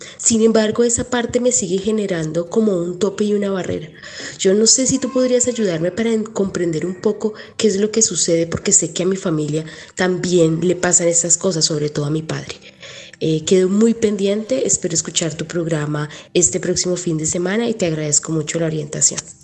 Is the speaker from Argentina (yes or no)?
no; Venezuela; also born or lived in Dominican Republic; now in New York, United States; soy venezolana y pero resido en Estados Unidos, en Nueva York